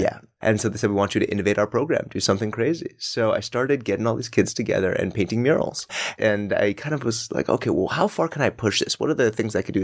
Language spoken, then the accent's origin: English; Denver, Colorado, United States; now in New York, United States; I'm from Colorado.